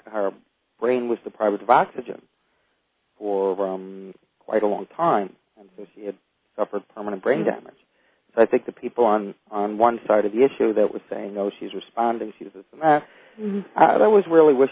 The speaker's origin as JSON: {"language": "English", "town": "New York City", "region": "New York", "country": "United States", "tie": "born or raised there", "said": "I grew up in Brooklyn, New York"}